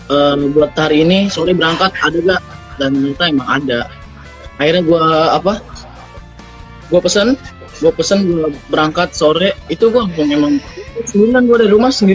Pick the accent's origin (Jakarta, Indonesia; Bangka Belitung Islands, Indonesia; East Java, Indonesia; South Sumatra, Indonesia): Jakarta, Indonesia; nah pas di base camp akhirnya gue bilang saya dari Jakarta pak udah jauh-jauh masa saya nggak naik sampai sini